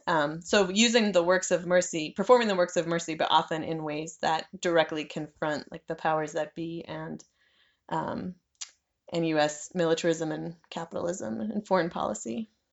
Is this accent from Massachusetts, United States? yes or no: yes; near Boston, Massachusetts, United States; also born or lived in Worcester, Massachusetts; I'm from the East Coast, near, I'm from near Boston, Massachusetts